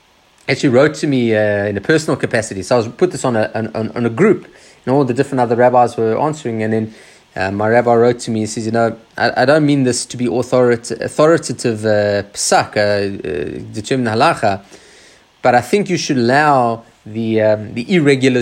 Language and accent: English; Australia; us traditional Jews in Australia